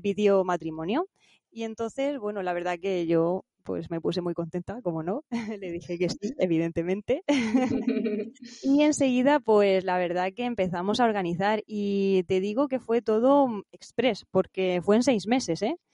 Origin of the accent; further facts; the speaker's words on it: Santa Cruz, Region of Murcia, Spain; en mi pueblo, en Santa Cruz, Murcia